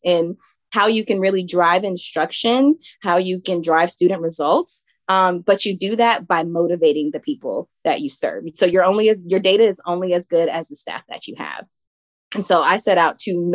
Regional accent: Savannah, Georgia, United States; I'm from Savannah, Georgia

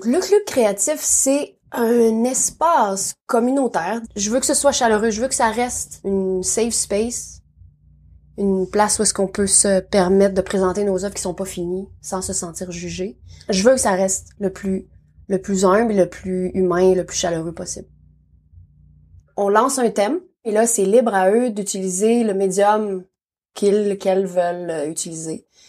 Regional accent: Abitibi-Témiscamingue, Quebec, Canada; moved away as an adult; now in Nelson, Canada; Je suis née en Abitibi-Témiscamingue au Québec.

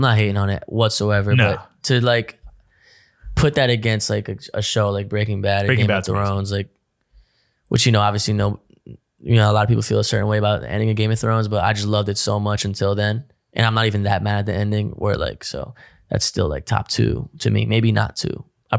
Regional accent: New Jersey, United States; moved away as an adult; now in Los Angeles, United States; I'm from Jersey

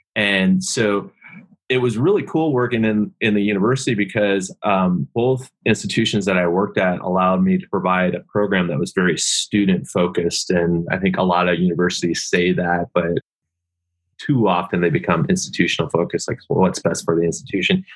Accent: Seattle, Washington, United States; I grew up in the Northwest, grew up in Seattle

